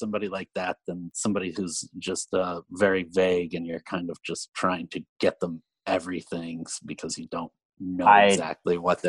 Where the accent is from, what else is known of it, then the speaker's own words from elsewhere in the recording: Pennsylvania, United States; moved away as an adult; also born or lived in New Orleans, Louisiana; I am from Pennsylvania, and I went to a film school at Penn State University, and after school moved down to New Orleans, Louisiana. That was in 2002, 2003